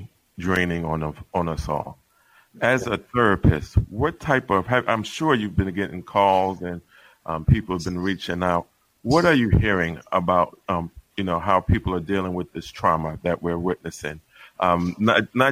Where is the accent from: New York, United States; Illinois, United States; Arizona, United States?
New York, United States; now in Georgia, United States; I'm originally from New York